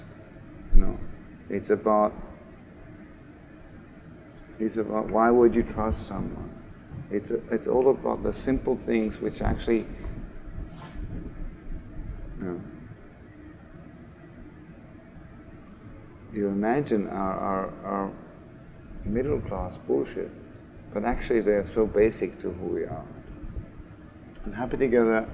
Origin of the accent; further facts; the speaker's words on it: Australia; I was born in Australia, right? And my mother is like VIP at the Sydney Film Festival